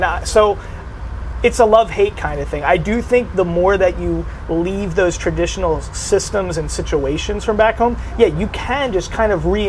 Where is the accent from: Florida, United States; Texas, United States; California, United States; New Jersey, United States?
New Jersey, United States; we're both from New Jersey. Like I didn't know anybody growing up in New Jersey who did Muay Thai.